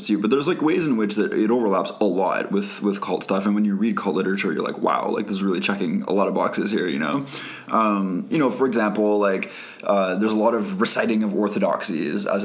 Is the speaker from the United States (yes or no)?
no; Canada; we're Canadian